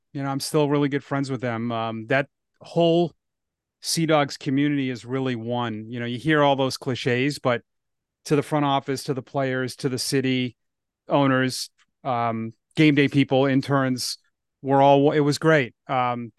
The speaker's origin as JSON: {"language": "English", "town": "Ashland", "region": "Massachusetts", "country": "United States", "tie": "born or raised there", "also_born_or_lived": "Grafton, Massachusetts", "said": "I grew up in Ashland, which is close."}